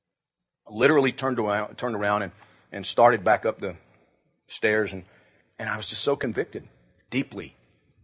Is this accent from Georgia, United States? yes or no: yes; Georgia, United States; I grew up in Georgia